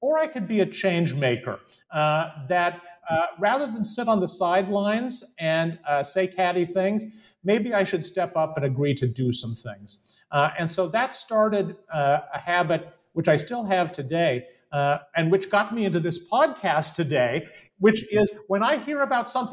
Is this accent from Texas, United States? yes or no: yes; Central Texas, United States; as a Japanese American kid growing up in Central Texas in the early 1970s